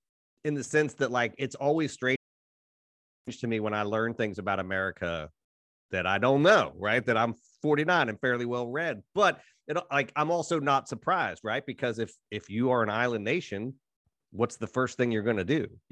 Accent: Appalachia, United States; I'm from Appalachia

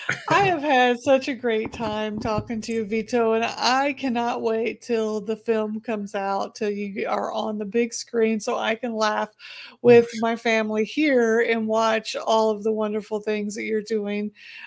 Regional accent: Indiana, United States; now in Texas, United States; I'm in Texas, but I'm a transplanted Texan because I'm originally from Indiana, but this is where I retired after I retired from the military.

